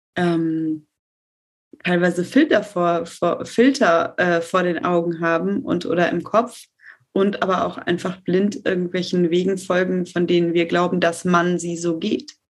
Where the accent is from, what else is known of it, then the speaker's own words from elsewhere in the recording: Detmold, North Rhine-Westphalia, Germany; ich komme tatsächlich aus Detmold und in meiner Heimat